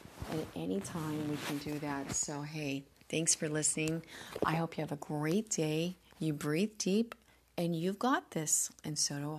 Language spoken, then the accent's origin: English; Missouri, United States; I'm from Southern Missouri. I grew up eating biscuits and gravy.